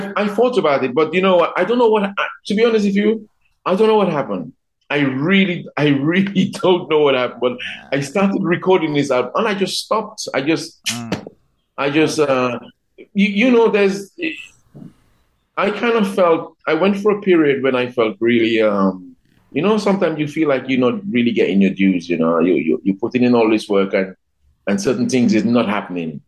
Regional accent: Dominica; also born or lived in London; of course I'm Dominican, but I consider myself to be a Caribbean person first

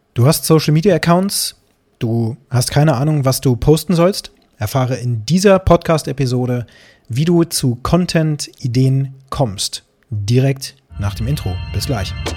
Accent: Harz, Germany; bei uns im Harz

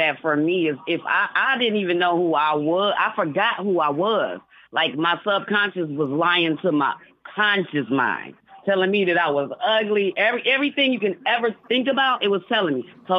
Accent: Detroit, Michigan, United States; moved away as an adult; now in Cleveland, United States; Cause I'm from Detroit.

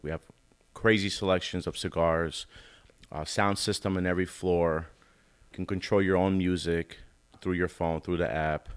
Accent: Albany, New York, United States; also born or lived in Queens, New York; I'm from the Albany, Capital Region area. Um, pretty much born and raised

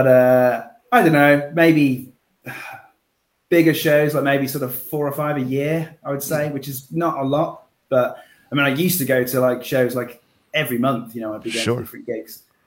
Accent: Worcestershire, West Midlands, United Kingdom; I'm from the United Kingdom, in England, so in the West Midlands, in one of the shires. So I'm in Worcestershire.

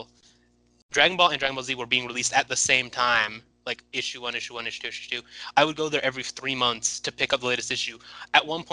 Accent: San Francisco, California, United States; moved away as an adult; now in Santa Barbara, United States; I grew up in Outer Sunset, San Francisco

